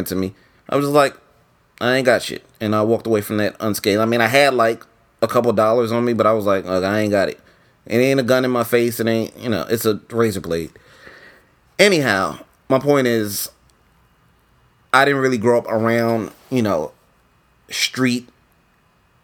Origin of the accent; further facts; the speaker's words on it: New York, United States; I'm from New York, but I'm not from the streets of New York. I'm from Harlem.